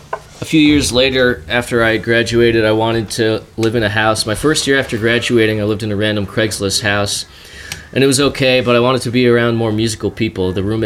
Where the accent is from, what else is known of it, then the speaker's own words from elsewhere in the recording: New Jersey, United States; moved away as an adult; also born or lived in Boston; I grew up right outside of New York City in North Jersey, and like, there's no bluegrass music there.